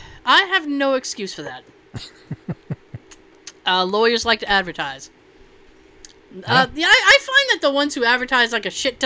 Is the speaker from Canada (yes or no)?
yes; Canada; As a Canadian, the raptor-sized turkey legs sold at amusement parks...